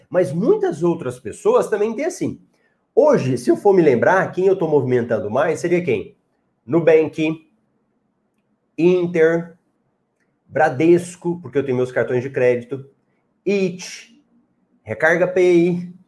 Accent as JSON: {"language": "Portuguese", "region": "Goiás", "country": "Brazil", "said": "Eu sou de Goiás, Caldas Novas é fantástico, muito bom."}